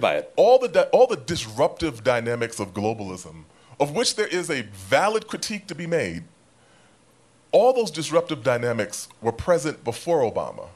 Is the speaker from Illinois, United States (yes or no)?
no; New York City, New York, United States; I am from South Jamaica